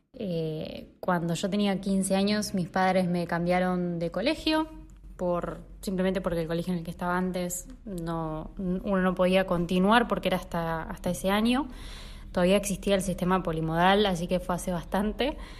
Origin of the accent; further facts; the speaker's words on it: Lomas de Zamora, Buenos Aires Province, Argentina; soy de Lomas